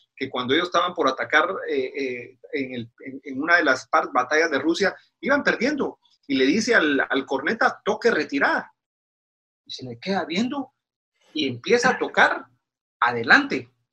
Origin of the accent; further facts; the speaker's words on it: Guatemala; moved away as an adult; now in Washington, United States; soy originario de Guatemala